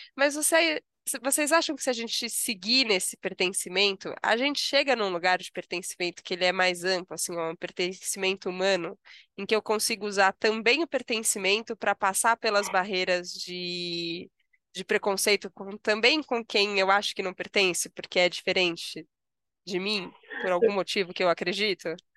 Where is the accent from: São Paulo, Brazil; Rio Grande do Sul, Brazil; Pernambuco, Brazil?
São Paulo, Brazil; eu sou paulistana, nasci em São Paulo, vivo vida em São Paulo